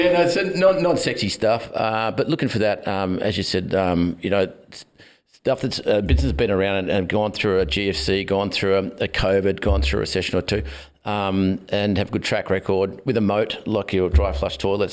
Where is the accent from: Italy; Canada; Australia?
Australia; Glen Innes, New South Wales; moved away as an adult; also born or lived in Sydney / Gold Coast / North Bondi; I born in Sydney, then moved to the country, a little country town called Glen Innes in northern New South Wales, and um, was there for. Um, best part of 20 years